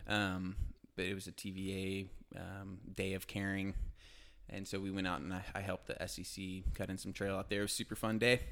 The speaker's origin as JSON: {"language": "English", "town": "Tulsa", "region": "Oklahoma", "country": "United States", "tie": "born or raised there", "also_born_or_lived": "Auburn", "moved": "as an adult", "lives_now": "Chattanooga, United States", "said": "Grew up in Tulsa, Oklahoma"}